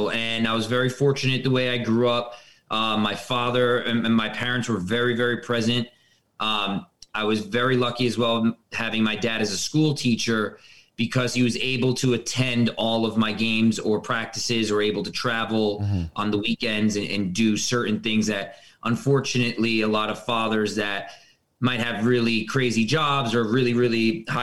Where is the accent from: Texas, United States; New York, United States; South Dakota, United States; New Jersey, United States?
New York, United States; Westchester; I was born and raised in Westchester, New York.